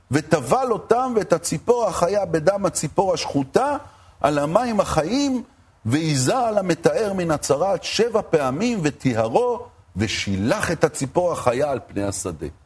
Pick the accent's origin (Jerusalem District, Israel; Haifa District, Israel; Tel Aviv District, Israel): Haifa District, Israel; Haifa; אני גדלתי בחיפה.